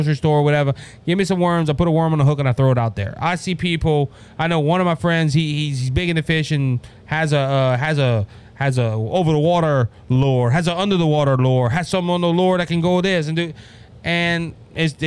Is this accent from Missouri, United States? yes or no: no; Cajun, Louisiana, United States; I'm Cajun